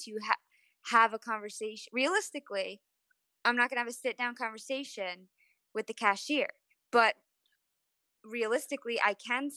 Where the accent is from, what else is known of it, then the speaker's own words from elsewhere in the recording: New York, United States; We're from New York.